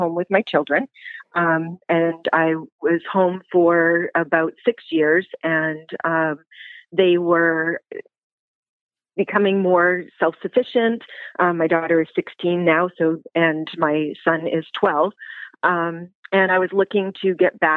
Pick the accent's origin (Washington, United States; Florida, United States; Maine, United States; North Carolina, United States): Maine, United States; Brewer; also born or lived in Bangor, Maine; I am from Brewer. Well, actually, I was born in Bangor, but we moved to Brewer when I was in kindergarten.